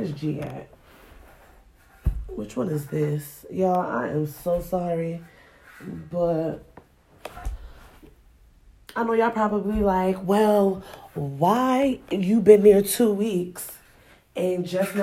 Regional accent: Springfield, Massachusetts, United States; also born or lived in Ghana; where I grew up at in Springfield, Massachusetts

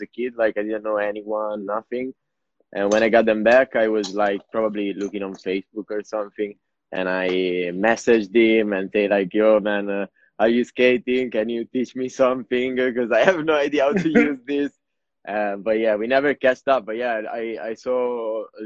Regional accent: Ancona, Marche, Italy; English is a second language; moved away as an adult; now in London, United Kingdom; From Ancona. Ancona

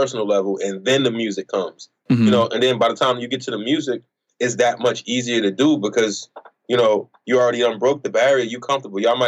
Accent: Newark, New Jersey, United States; I am from Newark, New Jersey, or Newark, however you want to pronounce it

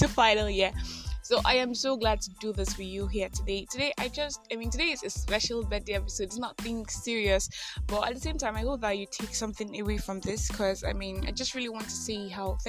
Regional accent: Nigeria; I am that Nigerian Christian alcoholic

